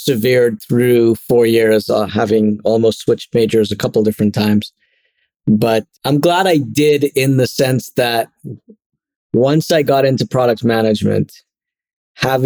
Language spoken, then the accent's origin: English; Trinidad & Tobago; moved away as an adult; also born or lived in Connecticut; now in São Paulo, Brazil; I was born and grew up through university, through college in Trinidad and Tobago.